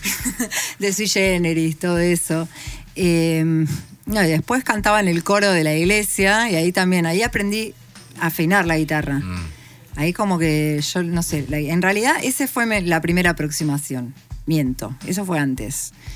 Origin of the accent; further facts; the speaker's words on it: La Plata, Buenos Aires Province, Argentina; yo igual siempre viví en La Plata, soy de La Plata.